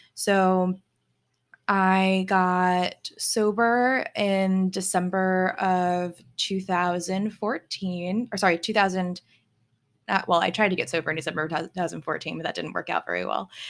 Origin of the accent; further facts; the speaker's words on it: Virginia, United States; moved away as an adult; also born or lived in Germany / New York City / Texas; now in Memphis, United States; raised in Virginia to a military family